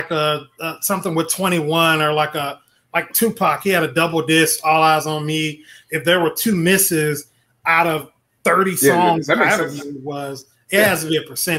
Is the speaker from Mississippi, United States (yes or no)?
yes; Mississippi, United States; moved away; also born or lived in Florida; I'm from Mississippi.